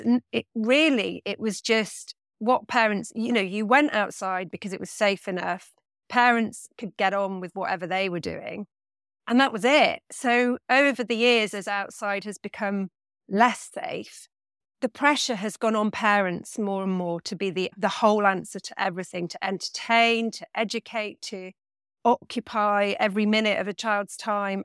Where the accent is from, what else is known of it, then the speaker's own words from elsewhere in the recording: Nottingham, East Midlands, United Kingdom; now in Bristol, United Kingdom; I grew up in Nottingham, in the middle of the city